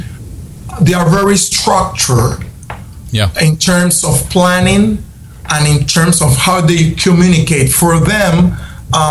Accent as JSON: {"language": "English", "country": "Panama", "said": "we have Panamanians such like me"}